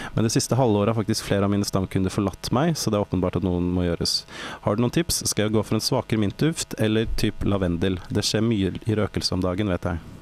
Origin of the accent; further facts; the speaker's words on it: Norway; Vi er fra Norge